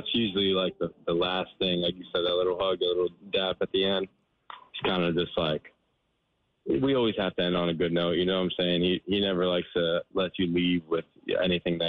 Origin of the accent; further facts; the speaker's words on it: Florida, United States; I'm from Florida